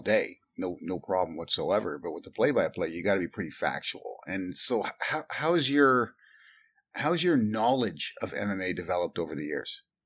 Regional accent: Canada; We're Canadian, so it's big here

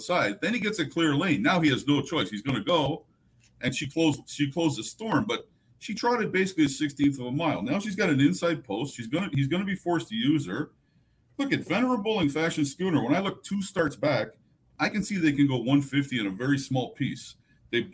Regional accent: Canada; as a Canadian

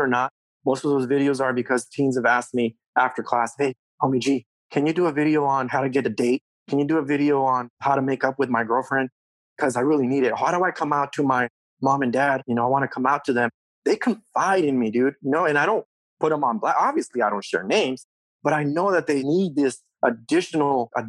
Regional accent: Mexico; also born or lived in California; now in United States; I was born in Mexico. I came here as a what we call a voluntary minority, right? My mom and brought my sister to California when my dad was already in California at the time. We crossed the border early 1980s.

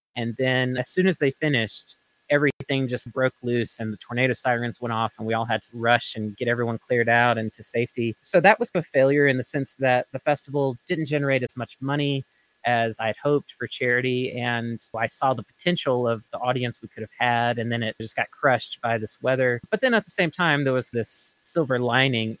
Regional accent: Florence, Mississippi, United States; now in Oregon, United States; my hometown of Florence, Mississippi

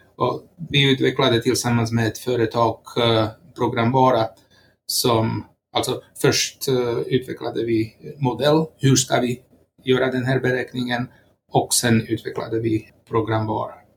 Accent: Slovakia; Swedish is a second language; moved away as an adult; now in Sweden; Jag kommer från eh, Slovakien och eh, har bott här i Sverige sedan 1996

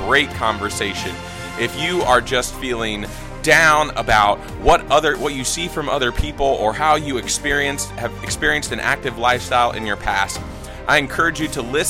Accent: Virginia Beach, Virginia, United States; I grew up in Virginia Beach, so I know Hickory very well

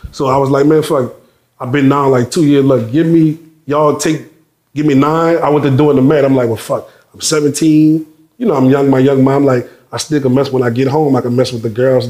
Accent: New Orleans, Louisiana, United States; I'm from the West Side, so right you got to cross the river

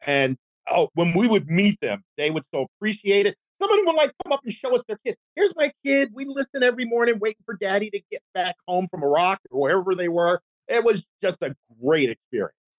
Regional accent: Philadelphia, Pennsylvania, United States; also born or lived in New York / Seattle; now in Orlando, United States; I grew up in Philadelphia and there was very little country music there

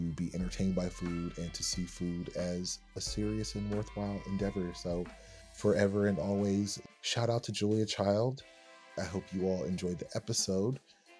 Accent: Atlanta, Georgia, United States; as a teenager growing up in Atlanta

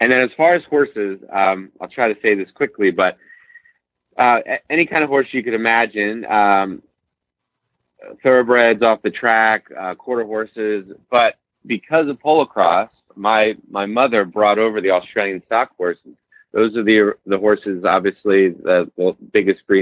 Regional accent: Central Pennsylvania, United States; I'm from Central Pennsylvania. My mother bred warm blood

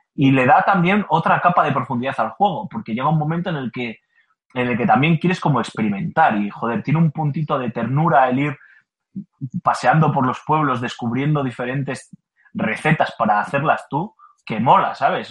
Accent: Basque Country, Spain; yo como buen vasco que soy

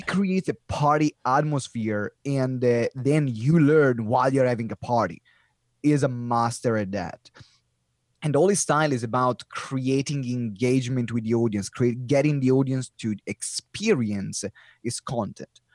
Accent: Italy; English is a second language; now in United Kingdom

